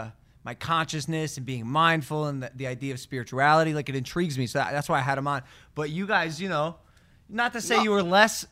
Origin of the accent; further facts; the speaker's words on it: Ohio, United States; I always want to pronounce that word bass because I'm from Ohio.